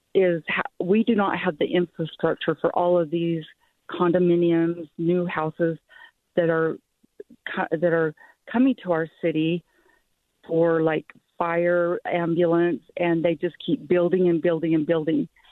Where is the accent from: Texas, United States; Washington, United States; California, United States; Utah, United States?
Utah, United States; Salt Lake City; moved away as an adult; now in Saratoga Springs, United States; I'm from originally from Salt Lake City, Utah, but my husband and I moved to Saratoga Springs 10 years ago.